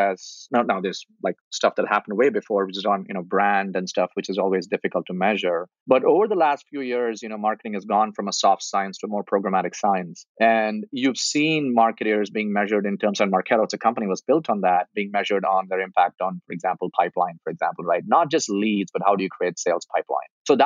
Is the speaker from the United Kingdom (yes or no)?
no; India; moved away; I grew up in India, and my dad died early in my life when I was 15